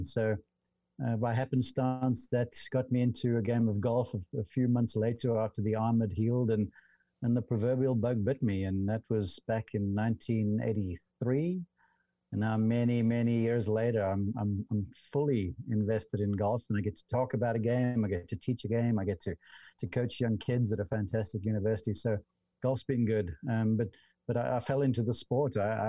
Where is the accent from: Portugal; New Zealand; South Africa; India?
South Africa; because over there we got limited television coverage of golf back then when I was growing up, and this was a teenager